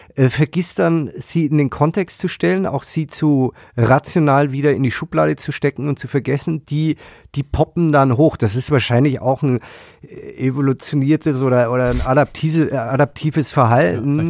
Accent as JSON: {"language": "German", "country": "Germany", "said": "wir haben ja als Deutsche"}